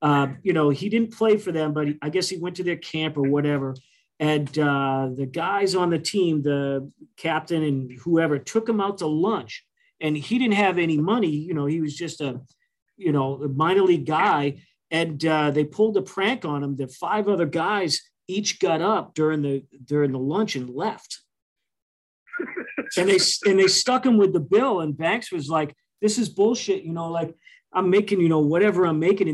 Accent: Boston, Massachusetts, United States; me growing up in Boston

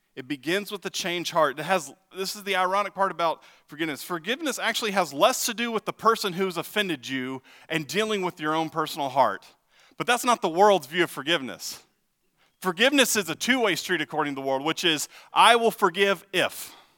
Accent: Texas, United States; now in Ottawa, United States; I'm from Texas

